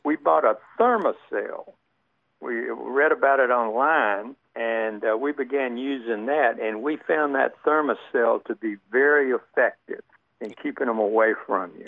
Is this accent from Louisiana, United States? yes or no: yes; Alexandria, Louisiana, United States; also born or lived in Lafayette, Louisiana; now in Decatur, United States; I'm from Louisiana originally. Born in Alexandria, lived in Lafayette, as the natives say, for about ten years